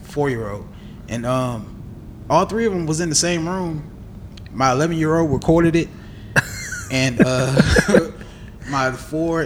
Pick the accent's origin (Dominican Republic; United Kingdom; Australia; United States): United States; Clarksville, Tennessee; I'm from Clarksville, Tennessee